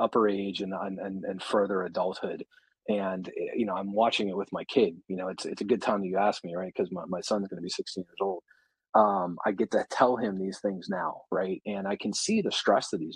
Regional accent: Pittsburgh, Pennsylvania, United States; I was born and raised in Pittsburgh.

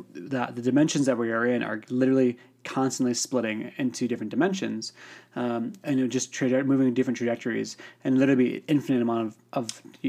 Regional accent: Chicago, Illinois, United States; I grew up in Chicago area.

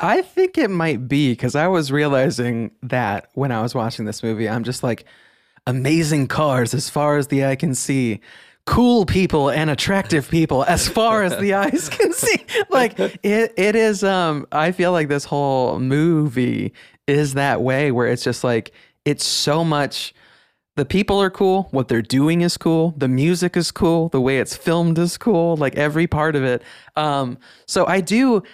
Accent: Northeast Ohio, United States; growing up in Northeast Ohio

